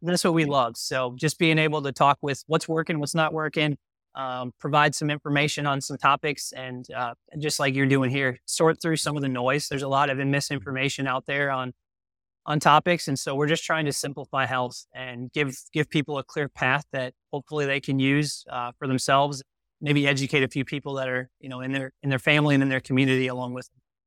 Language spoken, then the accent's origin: English; Wisconsin, United States; growing up in Wisconsin